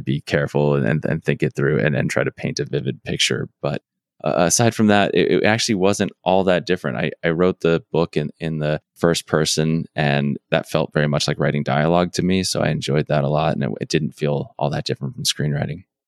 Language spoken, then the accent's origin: English; Arizona, United States; I'm from Arizona, so I'm slightly familiar with Texas, but I, I am not a Texan.